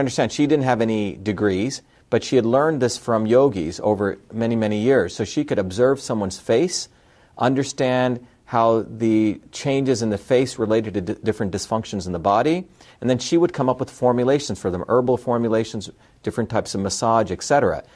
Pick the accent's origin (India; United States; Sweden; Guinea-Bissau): India; moved away; I grew up in India